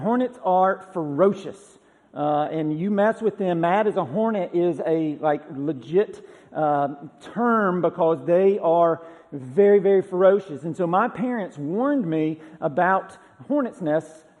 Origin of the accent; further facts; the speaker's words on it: Georgia, United States; now in Tennessee, United States; I haven't seen this in Tennessee since I've lived here, but growing up in Georgia